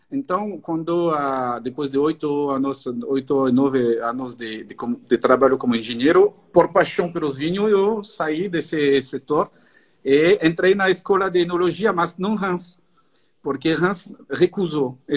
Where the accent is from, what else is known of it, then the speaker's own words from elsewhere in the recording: northern France, France; Portuguese is a second language; E, eh, eu sou do norte da França, tão perto da Champagne.